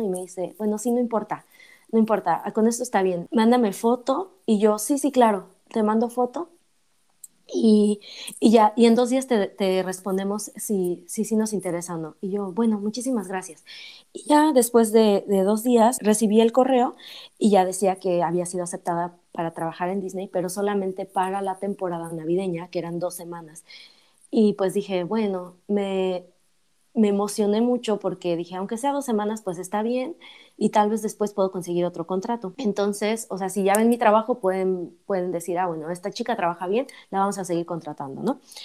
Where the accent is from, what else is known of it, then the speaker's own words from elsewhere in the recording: Mexico; moved away as an adult; also born or lived in Paris, France; yo soy mexicana